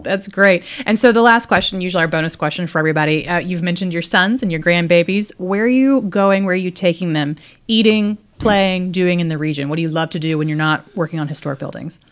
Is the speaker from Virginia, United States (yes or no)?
yes; Danville, Virginia, United States; I grew up in Danville, so right down the road.